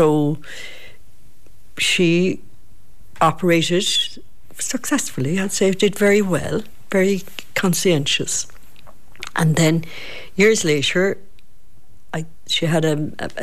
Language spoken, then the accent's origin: English; Kenmare, Munster, Ireland; also born or lived in London; from Kenmare